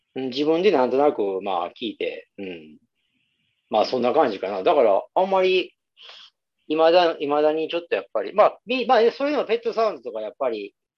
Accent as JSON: {"language": "Japanese", "region": "Nara", "country": "Japan", "tie": "born or raised there", "said": "僕らはほら、地元奈良でしょ。"}